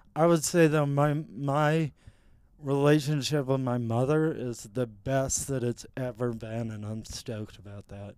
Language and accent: English; Mountain Home, Arkansas, United States; I grew up in Mountain Home, Arkansas.